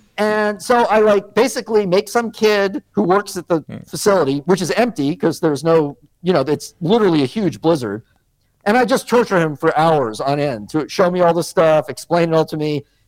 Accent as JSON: {"language": "English", "region": "Northeast", "country": "United States", "moved": "yes", "said": "We're from the Northeast."}